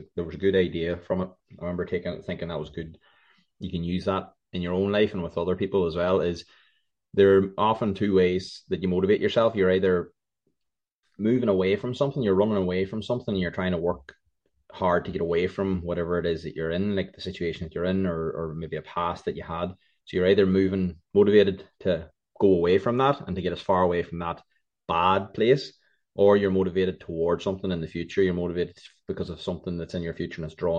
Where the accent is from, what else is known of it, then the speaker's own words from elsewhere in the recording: Ireland; I'm an Irish man